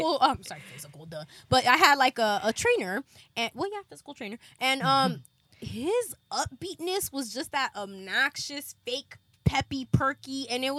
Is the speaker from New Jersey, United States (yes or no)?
no; Los Angeles, California, United States; I grew up in South Central